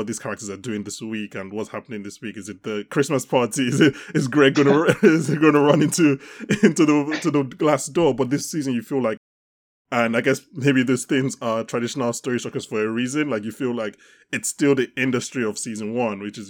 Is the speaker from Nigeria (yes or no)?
yes; Nigeria; We're Nigerian